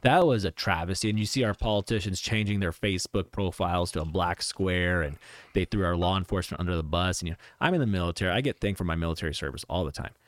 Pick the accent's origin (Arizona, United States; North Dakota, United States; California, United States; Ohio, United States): Arizona, United States; Cave Creek; born or raised there; also born or lived in Chicago, Illinois